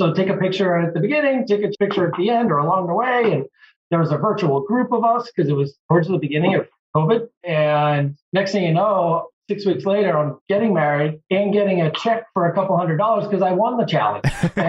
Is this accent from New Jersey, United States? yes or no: no; Massachusetts, United States; also born or lived in Virginia; I grew up and lived in Massachusetts all my life, playing sports. I went to college, played sports, moved back to Massachusetts after going to Virginia Tech and worked